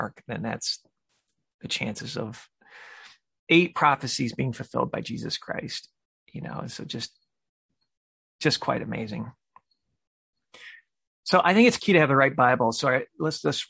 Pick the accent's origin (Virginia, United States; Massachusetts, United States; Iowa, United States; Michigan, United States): Michigan, United States; I'm from Michigan